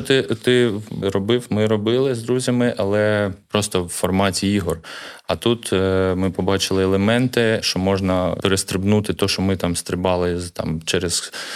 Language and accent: Ukrainian; Kharkiv, Kharkiv Oblast, Ukraine; я народився в Харкові на Салтівці, це мій рідний район.